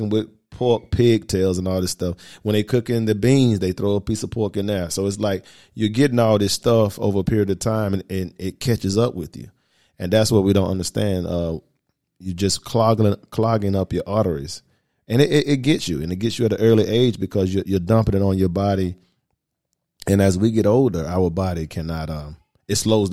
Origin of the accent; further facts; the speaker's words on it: the South, United States; by me growing up in the South, we had to, you know, I remember being a little kid, we ate pork every day